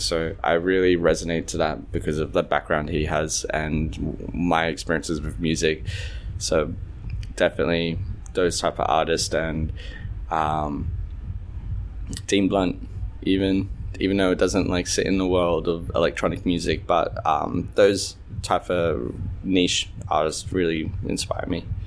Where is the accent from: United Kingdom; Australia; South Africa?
Australia; I grew up in Australia, which was quite tough being Egyptian